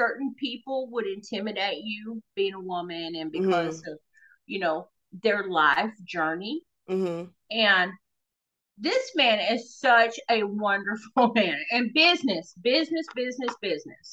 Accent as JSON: {"language": "English", "region": "the South", "country": "United States", "said": "Now, I'm from the South"}